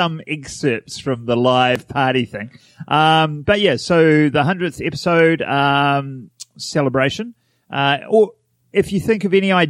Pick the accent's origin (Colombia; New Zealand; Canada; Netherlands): New Zealand; Wellington; I'm from Wellington, so that works.